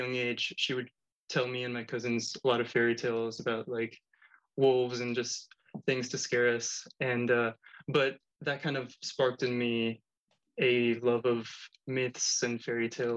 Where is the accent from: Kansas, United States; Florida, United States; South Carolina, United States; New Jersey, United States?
Florida, United States; Miami; also born or lived in Spain; I was raised in Miami and would live between Miami and Spain, because on holidays we would go to visit family